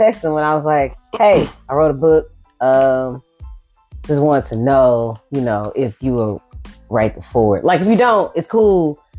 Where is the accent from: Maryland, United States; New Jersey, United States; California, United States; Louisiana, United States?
Louisiana, United States; Shreveport; also born or lived in Ohio; But I spent 10 years in Ohio. But I'm from Shreveport. I'm talking born, raised, and went to college, period.